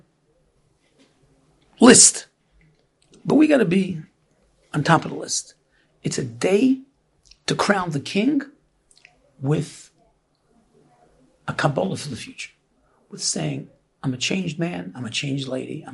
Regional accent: New York City, New York, United States; we grew up in Brooklyn

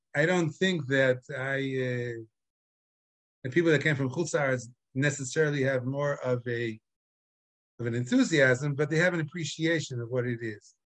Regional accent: Chicago, Illinois, United States; now in Israel; I was born in Chicago

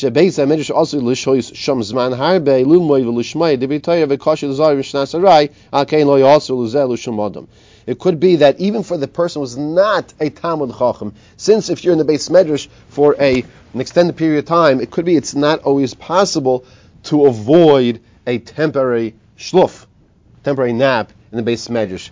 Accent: United States; I'm this American

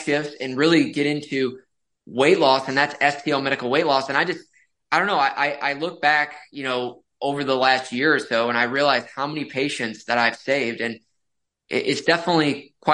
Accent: St. Louis, Missouri, United States; born and raised in St. Louis, Missouri, went to medical school in Kansas City.

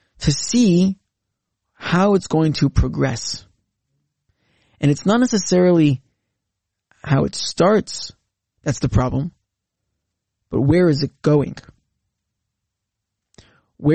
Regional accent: Canada; as a Canadian

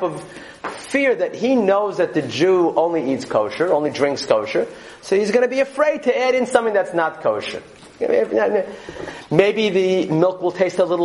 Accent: New York City, New York, United States; I grew up in Borough Park, I understand that our house was a farm

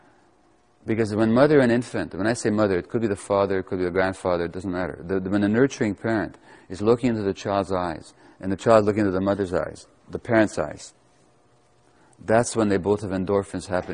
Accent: Budapest, Hungary; I was born to Jewish mother in 1944 in Budapest, Hungary

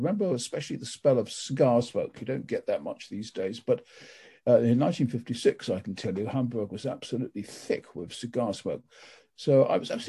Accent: Wells, South West England, United Kingdom; I was born in April 1942 in a nursing home in Wells. It's a cathedral city some 15 miles or so south of Bristol.

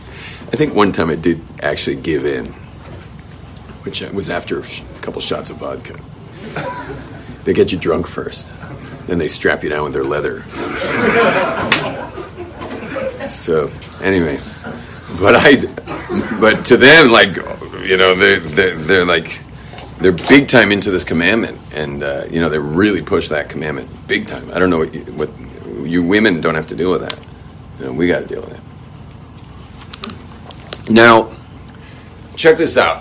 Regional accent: Los Angeles, California, United States; where I grew up in West

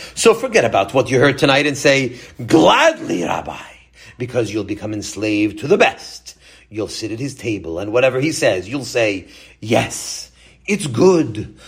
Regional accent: Baltimore, Maryland, United States; I was born in America, but I was in the company of European Jews. Baltimore was almost all European Jews then

